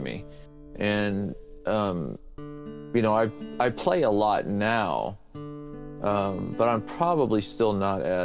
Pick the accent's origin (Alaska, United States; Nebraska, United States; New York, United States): Alaska, United States; Anchorage; I grew up in Anchorage, Alaska